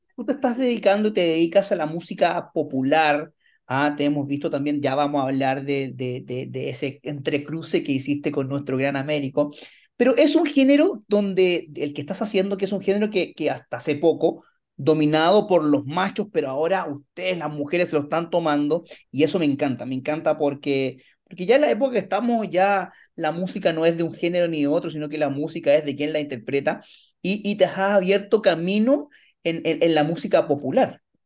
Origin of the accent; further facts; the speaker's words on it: Antofagasta, Chile; yo soy originario de Antofagasta